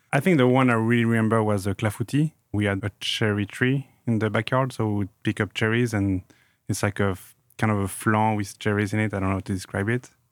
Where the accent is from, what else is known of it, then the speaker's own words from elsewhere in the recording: Grenoble, Auvergne-Rhône-Alpes, France; moved away; I grew up in Grenoble, in the Alps, in France.